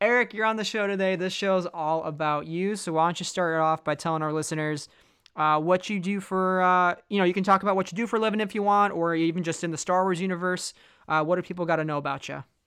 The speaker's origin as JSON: {"language": "English", "town": "Chicago", "region": "Illinois", "country": "United States", "tie": "born or raised there", "moved": "yes", "said": "I grew up in Chicago myself for, you know, thirteen to fourteen years"}